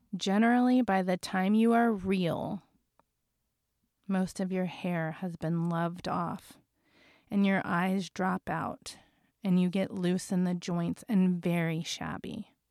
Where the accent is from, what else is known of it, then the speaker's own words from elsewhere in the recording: Las Vegas, Nevada, United States; I come from Las Vegas